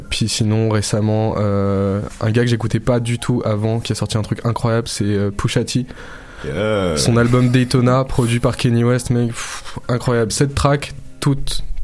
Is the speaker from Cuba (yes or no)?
no; Champigny-sur-Marne, Île-de-France, France; born or raised there; first language French; also born or lived in Lille / Paris; now in Montreal, Canada